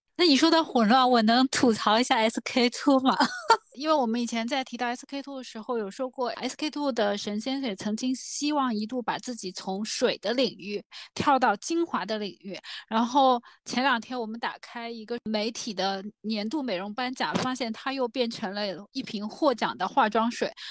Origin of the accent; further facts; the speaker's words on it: China; 我们中国人的用香习惯没有那么地频繁